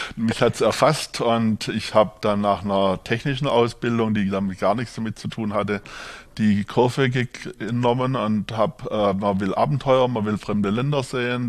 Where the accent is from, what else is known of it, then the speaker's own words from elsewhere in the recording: Swabia, Germany; accent: Swabian; moved away as an adult; also born or lived in Markgräflerland / Franconia; now in Würzburg, Germany; Ich bin hier jetzt zu Hause als gebürtiger Schwabe, wie man hört